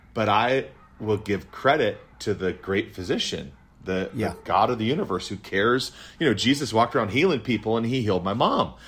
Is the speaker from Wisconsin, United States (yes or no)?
yes; Wisconsin, United States; I was born in Wisconsin